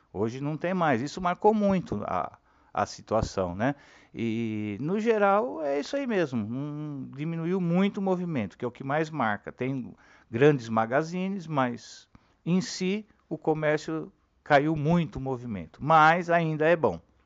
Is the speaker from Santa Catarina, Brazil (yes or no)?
no; São Paulo, Brazil; also born or lived in Ipiranga, São Paulo; nasci na Vila Mariana, não no Ipiranga.